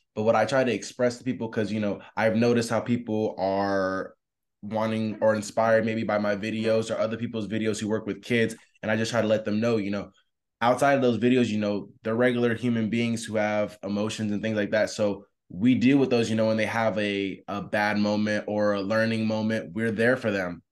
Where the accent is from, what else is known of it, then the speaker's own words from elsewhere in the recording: Tampa, Florida, United States; I'm from Tampa, Florida